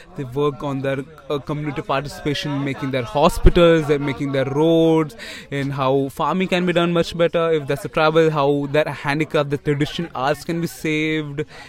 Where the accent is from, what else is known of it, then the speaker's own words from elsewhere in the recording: Tirunelveli, Tamil Nadu, India; I'm from Tamil Nadu